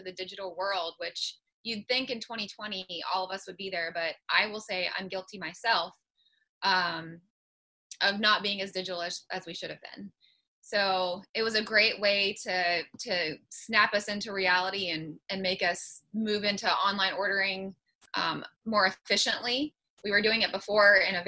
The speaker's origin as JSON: {"language": "English", "town": "Morgantown", "region": "West Virginia", "country": "United States", "said": "I'm from Morgantown"}